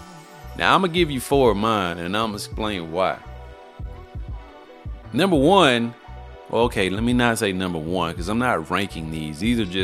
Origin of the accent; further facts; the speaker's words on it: Alabama, United States; He's from my home state of Alabama.